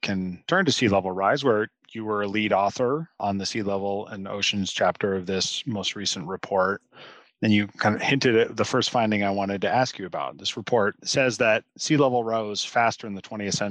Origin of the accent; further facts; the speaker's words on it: Pacific Northwest, United States; I grew up in the Pacific Northwest